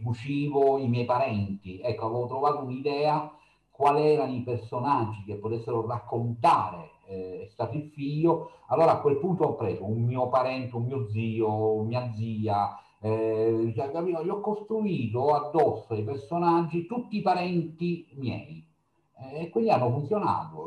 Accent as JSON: {"language": "Italian", "region": "Sicily", "country": "Italy", "said": "la mia terra"}